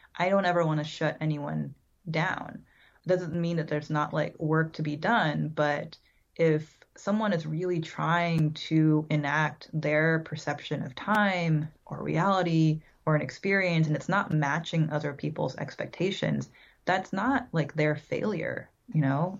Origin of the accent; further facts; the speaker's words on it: San Francisco, California, United States; I was born in San Francisco, um, so I lived all around the Bay Area, California, for most of my childhood